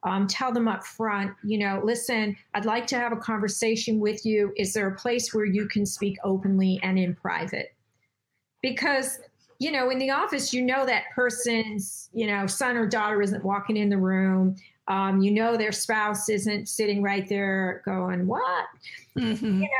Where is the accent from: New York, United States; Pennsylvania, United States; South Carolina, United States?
New York, United States; I'm from New York, and we speak differently than the people on the West Coast